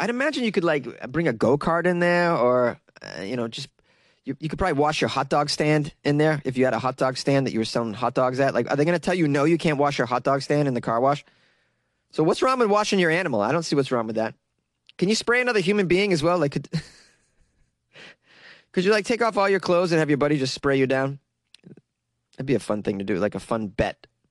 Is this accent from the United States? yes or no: yes; Massachusetts, United States; Massachusetts, my home state